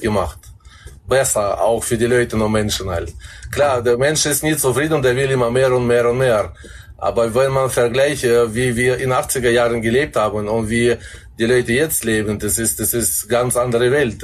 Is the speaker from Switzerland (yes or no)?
no; Kazakhstan; moved away as an adult; now in Germany; ich bin 20 Jahre in Kasachstan aufgewachsen